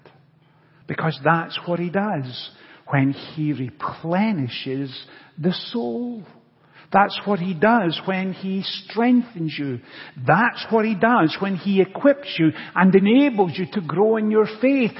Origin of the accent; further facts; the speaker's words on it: Scotland, United Kingdom; Growing up in Scotland, I played soccer as a child